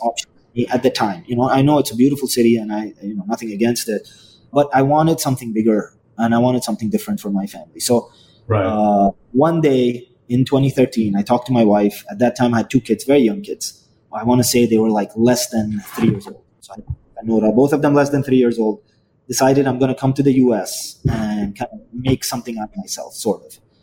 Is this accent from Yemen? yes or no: yes; Yemen; moved away; also born or lived in Dubai, United Arab Emirates / India (family); I originally come from a country called Yemen